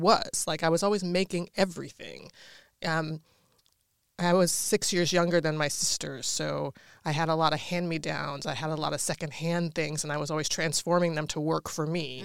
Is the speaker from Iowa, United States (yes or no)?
no; Washington, District of Columbia, United States; moved away; so I grew up in Washington, D C